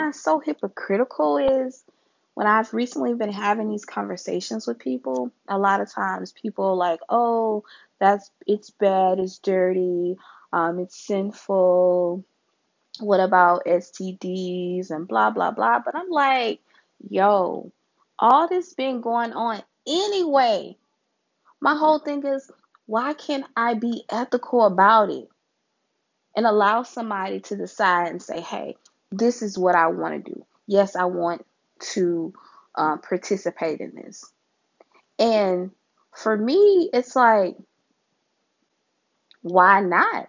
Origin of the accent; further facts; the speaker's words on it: Louisiana, United States; my home state, Louisiana